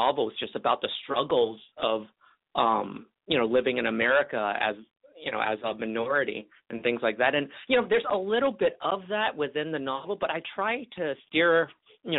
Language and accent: English; Kissimmee, Florida, United States; born or raised there; also born or lived in Hong Kong / California